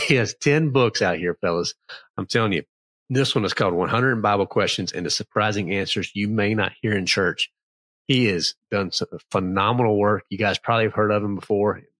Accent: Clarksville, Virginia, United States; now in North Carolina, United States; So it was a little town called Clarksville, but it was close to Danville

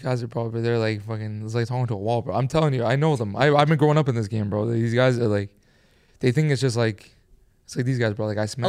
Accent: Manhattan, New York, United States; I mean, we're from New York.

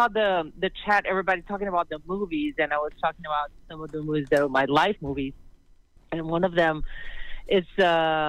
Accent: Brazil; also born or lived in Brooklyn, New York; now in New York, United States; I'm from Brazil.

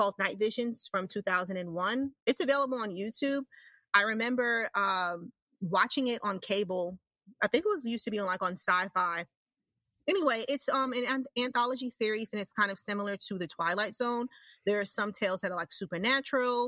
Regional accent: New York, United States; I'm from New York, even though, you know, New York is considered where I live upstate, but it's not, it's like right there

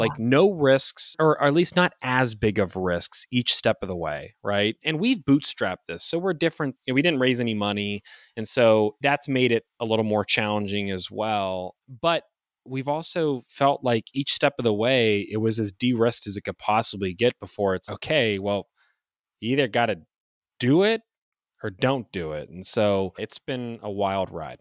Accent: Youngstown, Ohio, United States; also born or lived in Toledo, Ohio; I'm an Ohio guy. I grew up in Youngstown, Ohio, on the east side of the state.

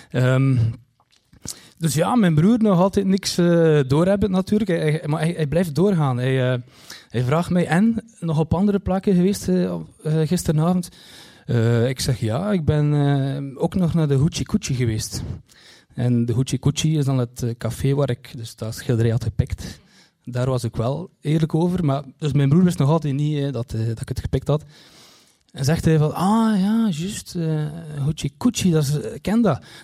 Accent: Kortrijk, West Flanders, Belgium; Want ja, ik kom uit Kortrijk en, en Kortrijk is zo groot dus ja, je kunt raden.

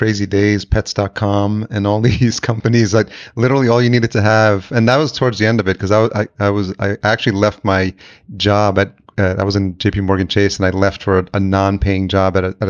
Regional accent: El Salvador; moved away; I'm come from like a Hispanic background. I was born in El Salvador.

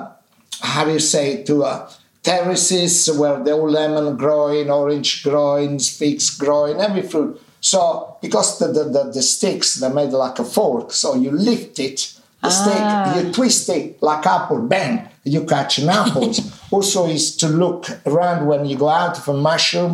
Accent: Minori, Campania, Italy; English is a second language; now in London, United Kingdom; my hometown in Amalfi Coast in Minori

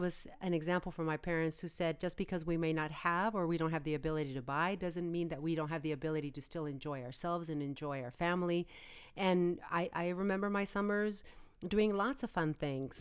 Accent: United States; as an American

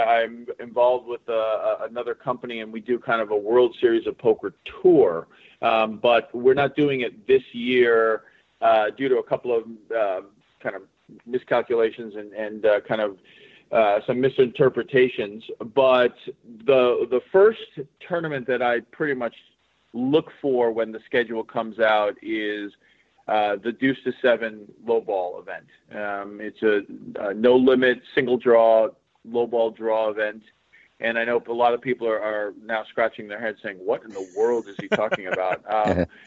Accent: Massachusetts, United States; I'm from Massachusetts

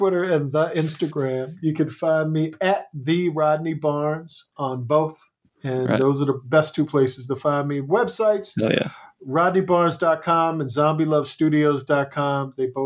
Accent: Crownsville, Maryland, United States; a black mental asylum in my hometown.

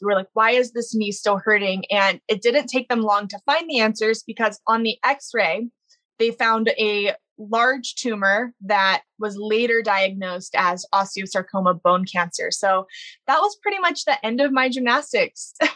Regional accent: Baton Rouge, Louisiana, United States; I grew up in Baton Rouge, Louisiana

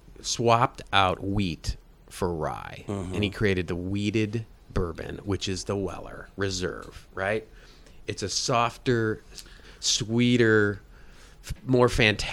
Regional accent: Cleveland, Ohio, United States; Cleveland, Ohio.

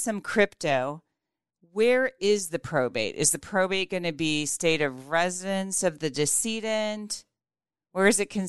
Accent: Nebraska, United States; my home state is Nebraska.

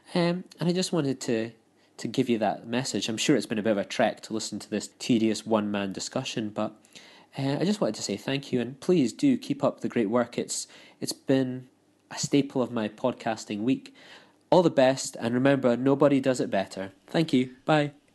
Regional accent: United Kingdom; now in Scotland, United Kingdom; being a Brit

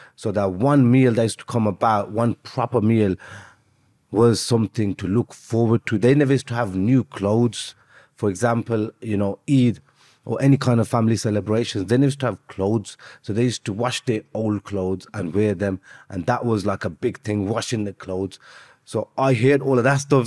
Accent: Birmingham, West Midlands, United Kingdom; also born or lived in Azad Kashmir; I'm from Birmingham

